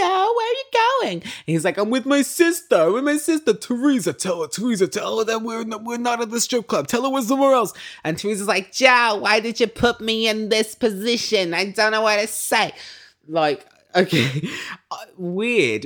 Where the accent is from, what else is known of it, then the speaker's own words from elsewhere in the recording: United Kingdom; I'm British.